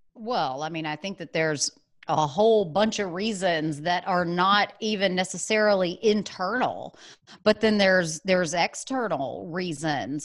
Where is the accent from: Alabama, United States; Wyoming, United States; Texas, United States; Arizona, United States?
Alabama, United States; Birmingham; moved away as an adult; also born or lived in San Francisco; I was born in Birmingham, Alabama, went to school there, got my undergraduate degree